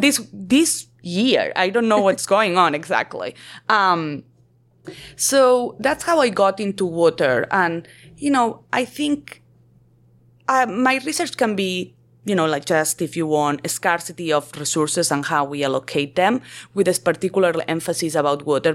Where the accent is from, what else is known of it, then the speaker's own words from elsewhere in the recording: Barcelona, Catalonia, Spain; moved away as an adult; also born or lived in Colombia / New York / California / Texas; I am originally from Barcelona